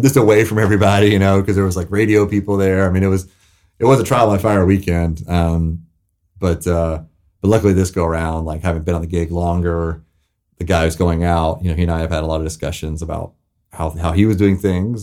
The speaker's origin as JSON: {"language": "English", "region": "the South", "country": "United States", "tie": "born or raised there", "said": "growing up in the South"}